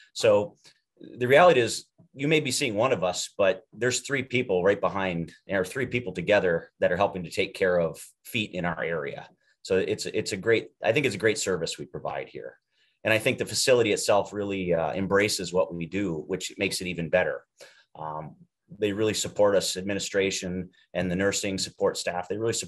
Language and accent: English; Iowa, United States; We came from Iowa and did all of our education there.